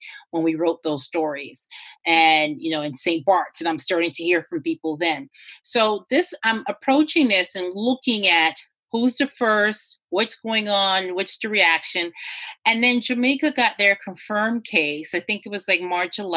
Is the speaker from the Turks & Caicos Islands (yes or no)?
yes; Turks & Caicos Islands; I was born in the region. I was born in Turks and Caicos